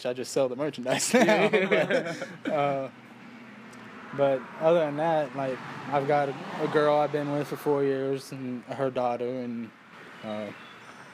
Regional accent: Lakeland, Florida, United States; moved away as an adult; I'm from Lakeland, Florida, Polk County. I grew up there in Florida, until I was 21 when I moved up here

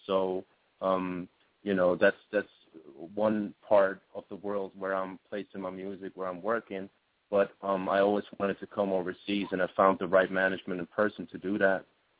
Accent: Switzerland; My home base is a beautiful country. But it's very small.

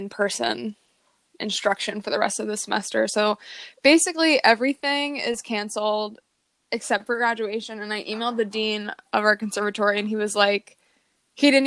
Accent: Virginia, United States; moved away as an adult; now in Chicago, United States; I am in my home state of Virginia

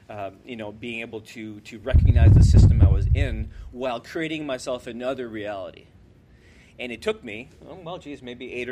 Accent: New Brunswick, Canada; Wade and I come from New Brunswick, where we remember, you know, mom being home to cook

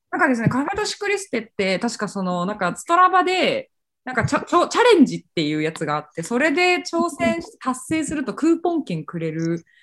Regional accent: Fukuoka, Japan; moved away; 私も九州出身

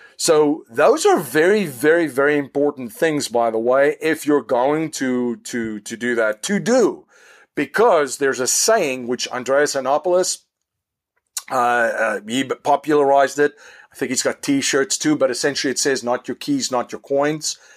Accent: South Africa; now in United States; in South Africa, where I am originally from

